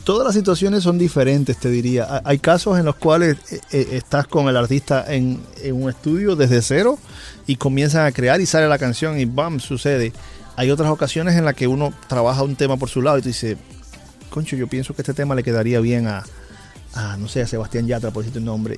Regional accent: Holguín, Cuba; mi ciudad natal, en Holguín, Cuba

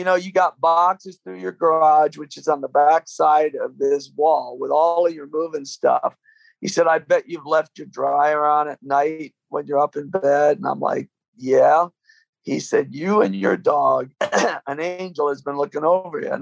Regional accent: Michigan, United States; also born or lived in London, England; I grew up with them in Michigan

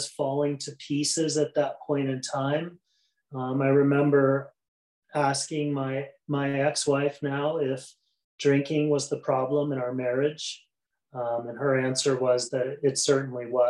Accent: Midwest, United States; I was raised in the Midwest

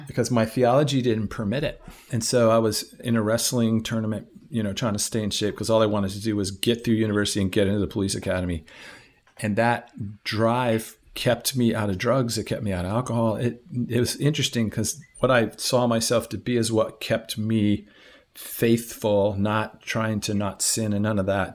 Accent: Washington, District of Columbia, United States; I grew up in Washington, D C

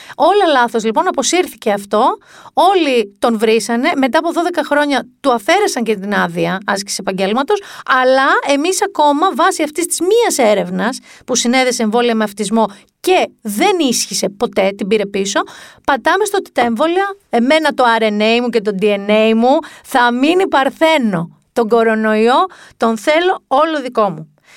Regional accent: Mani, Peloponnese, Greece; στη Μάνη, την πατρίδα μου

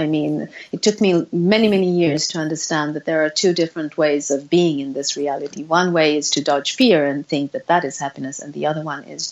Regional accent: Sweden; I was born in Sweden

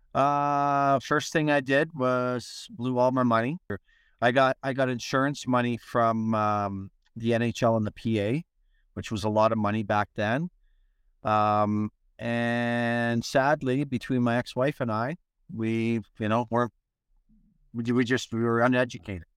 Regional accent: Edmonton, Alberta, Canada; moved away; I was in Edmonton, my hometown

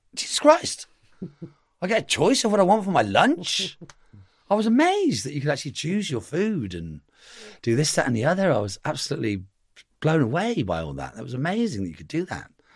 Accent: Reigate, South East England, United Kingdom; I'm from Reigate

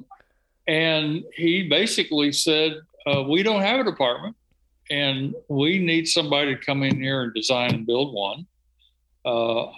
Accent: South Alabama, United States; I grew up in South Alabama

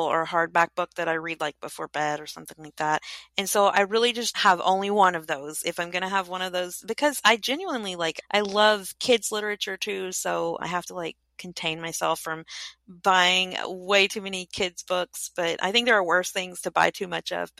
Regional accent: Kentucky, United States; I grew up in Kentucky

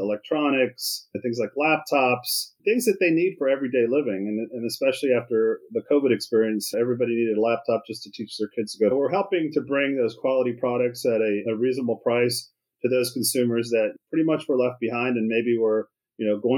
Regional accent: Maryland, United States; I was raised in Maryland, an Army

